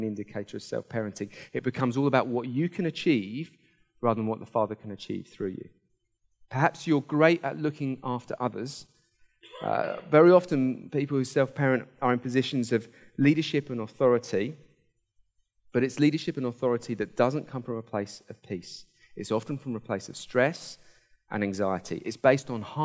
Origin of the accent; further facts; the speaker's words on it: Hampshire, South East England, United Kingdom; I grew up in Hampshire